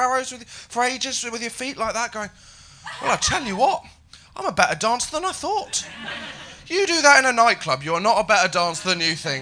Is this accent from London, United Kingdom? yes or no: no; Haytor Vale, South West England, United Kingdom; moved away; I grew up in Devon. I grew up in a small village.